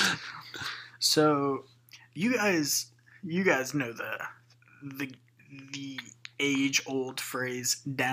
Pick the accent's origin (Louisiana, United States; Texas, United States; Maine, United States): Louisiana, United States; we're from Louisiana